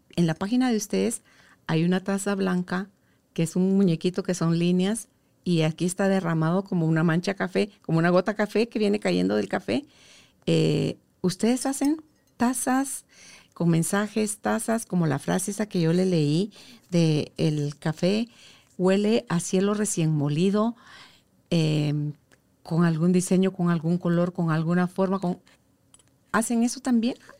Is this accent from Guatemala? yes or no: yes; Guatemala; como guatemaltecos